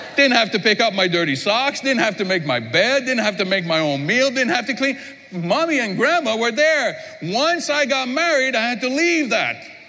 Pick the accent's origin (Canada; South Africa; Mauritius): Canada; Quebec; I'm from Quebec